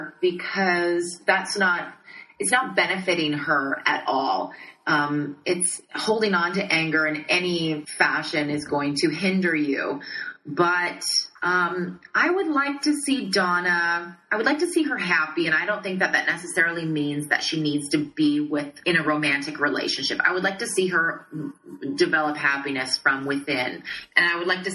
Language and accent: English; Saskatchewan, Canada; I'm from originally from Saskatchewan, which is directly above North Dakota